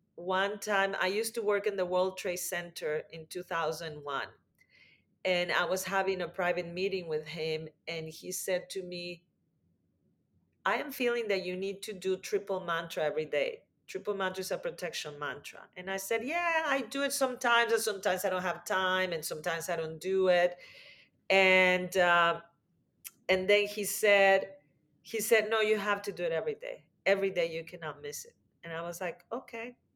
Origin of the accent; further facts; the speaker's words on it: Mexico; I grew up in Mexico